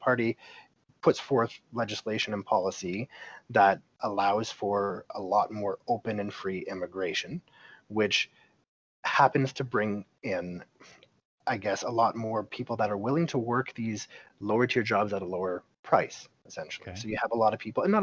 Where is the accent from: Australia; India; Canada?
Canada; I'm Canadian and this is just how I grew up, in a socialized medical system